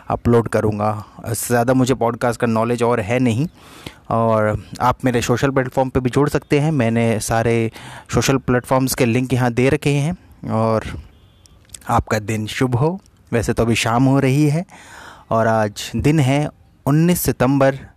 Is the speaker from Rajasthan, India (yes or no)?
no; Bageshwar, Uttarakhand, India; now in Ghaziabad, India; मैं बागेश्वर उत्तराखंड से हूँ लेकिन रहता उत्तर प्रदेश गाजियाबाद में हूँ